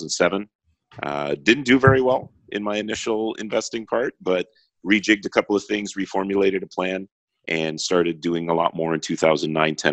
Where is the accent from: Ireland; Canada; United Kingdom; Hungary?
Canada; Toronto, Ontario; I'm from Toronto, Canada